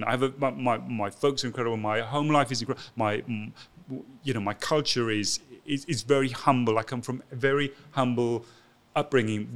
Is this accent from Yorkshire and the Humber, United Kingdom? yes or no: no; Llantrisant, Wales, United Kingdom; moved away as an adult; also born or lived in London; I grew up in Wales called Llantrisant.